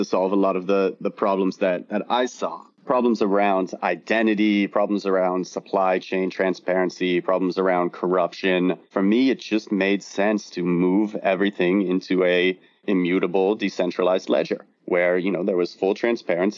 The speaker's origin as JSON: {"language": "English", "region": "Southern California", "country": "United States", "tie": "born or raised there", "also_born_or_lived": "New York / Los Angeles", "said": "I was born and raised in Southern California, went to university in New York"}